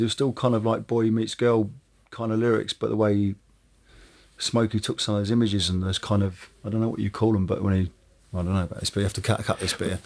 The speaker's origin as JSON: {"language": "English", "town": "Woking", "region": "South East England", "country": "United Kingdom", "said": "I come from from Woking, which is a suburban town."}